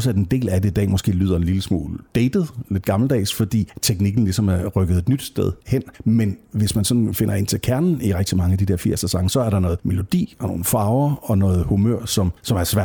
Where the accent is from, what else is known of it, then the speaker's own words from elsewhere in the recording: Jutland, Denmark; Altså dels er jeg virkelig meget fra Jylland, hvad det der angår.